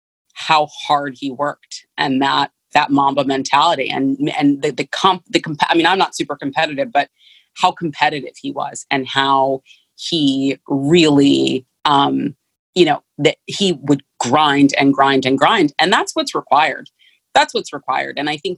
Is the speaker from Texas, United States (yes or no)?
no; San Francisco, California, United States; I'm from San Francisco, so obviously the Gap was huge then.